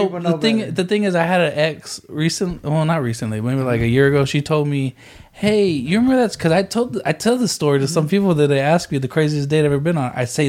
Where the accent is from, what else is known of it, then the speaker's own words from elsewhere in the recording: San Antonio, Texas, United States; also born or lived in Odessa, Texas; I grew up in San Antonio, Odessa.